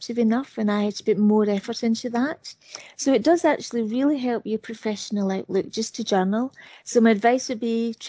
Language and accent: English; United Kingdom; I'm British